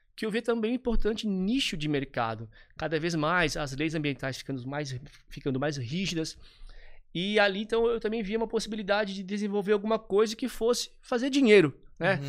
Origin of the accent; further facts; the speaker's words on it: Nova Trento, Santa Catarina, Brazil; moved away; Eu vim de Nova Trento, uma cidade linda, fantástica, é, de 10 mil habitantes, no interior de Santa Catarina. Tive uma infância bem de, de interior